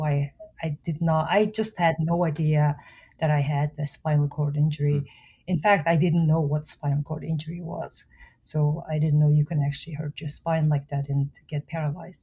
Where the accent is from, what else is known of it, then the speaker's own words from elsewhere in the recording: Mongolia; moved away as an adult; now in United States; I was born and raised in Mongolia